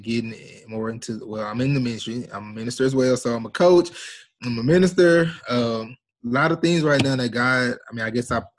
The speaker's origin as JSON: {"language": "English", "town": "Shreveport", "region": "Louisiana", "country": "United States", "tie": "born or raised there", "said": "I was born here in Shreveport, Louisiana"}